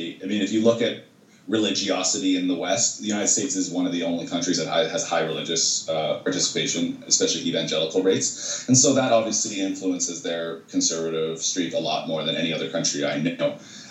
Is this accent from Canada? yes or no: yes; Canada